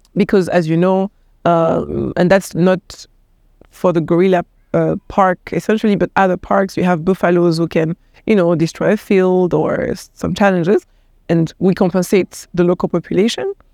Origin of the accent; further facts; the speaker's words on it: Côte d’Ivoire; now in Rwanda; I grew up in Ivory Coast, uh, as a kid